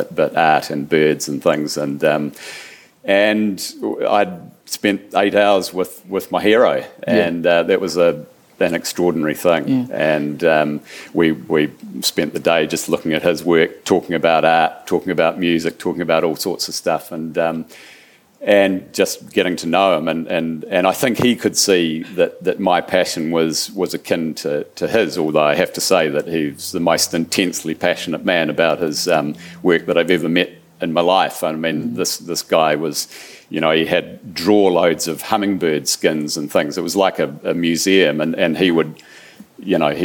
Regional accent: New Zealand; being a Kiwi

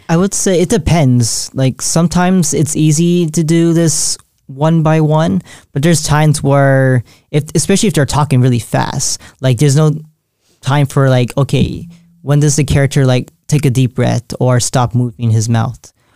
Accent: San Jose, California, United States; I was born and raised in San Jose, California

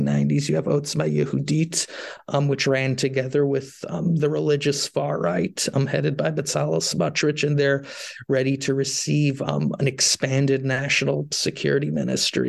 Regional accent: United States; as an American

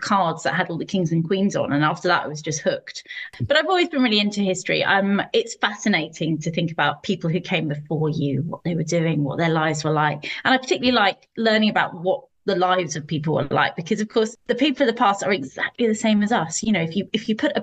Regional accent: Steyning, South East England, United Kingdom; now in Esher, United Kingdom; I'm British. You can probably tell from my accent. I come from the south coast in Sussex, a place called Stenning

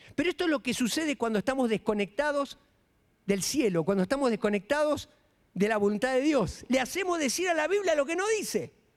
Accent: Florencio Varela, Buenos Aires Province, Argentina; moved away as an adult; now in Mexico; Florencio Varela, donde yo nací

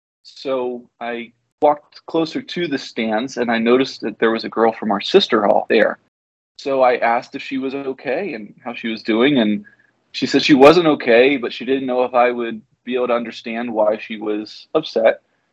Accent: Peru; also born or lived in Venezuela; Yeah, I grew up in Peru and later in Venezuela as a missionary kid.

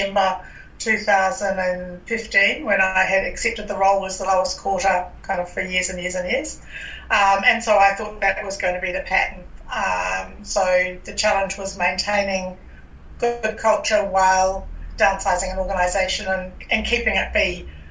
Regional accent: New Zealand; now in Australia; I'm from New Zealand.

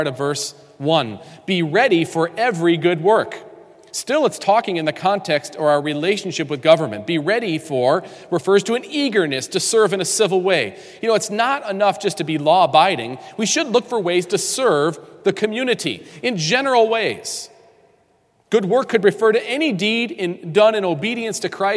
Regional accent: New York, United States; I grew up in New York State

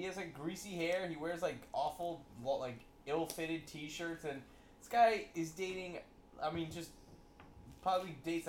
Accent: Baltimore, Maryland, United States; I'm from Baltimore

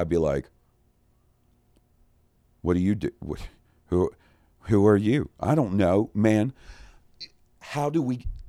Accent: Goldsboro, North Carolina, United States; now in Kansas City, United States; I grew up in eastern North Carolina before moving out to Kansas City about a decade ago. My hometown of Goldsboro used to run a Crime Stoppers telethon once a year

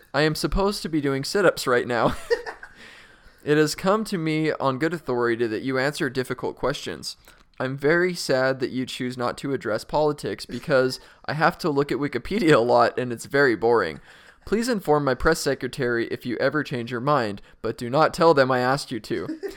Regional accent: Utah, United States; moved away; we're both from Utah

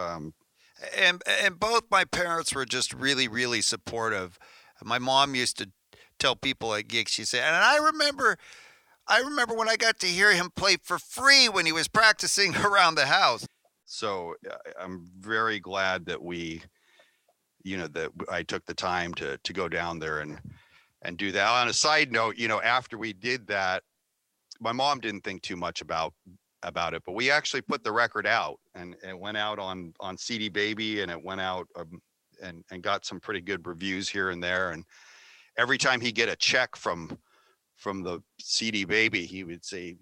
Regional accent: California, United States; We're all from California

